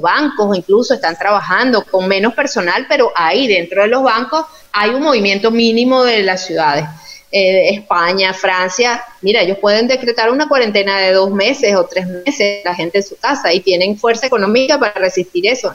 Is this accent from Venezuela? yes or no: yes; Yaracuy, Venezuela; moved away; soy de Yaracuy, tú sabes que soy de Yaracuy